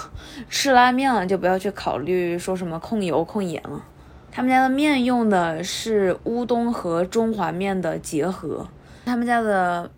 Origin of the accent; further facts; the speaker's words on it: Hubei, China; 身为一个湖北人，听到碱水面这三个字的时候， D N A 都动了